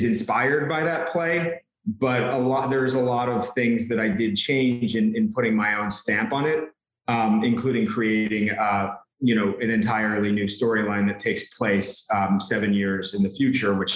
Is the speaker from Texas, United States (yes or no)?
no; New York, United States; I'm from New York. I'm born and raised here